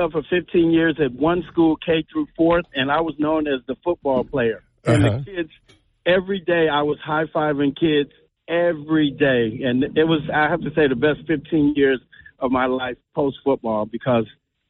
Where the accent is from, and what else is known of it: Los Angeles, California, United States; born or raised there; moved away; also born or lived in San Antonio, Texas